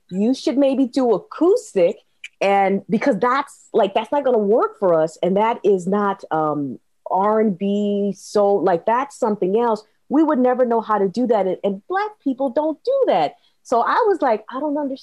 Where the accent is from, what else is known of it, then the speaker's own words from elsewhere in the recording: Minnesota, United States; I grew up in Minnesota